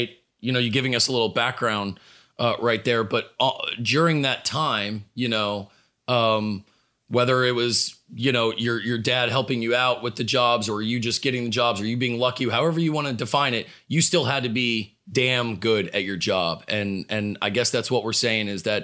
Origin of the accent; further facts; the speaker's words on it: Dallas, Texas, United States; I'm from Dallas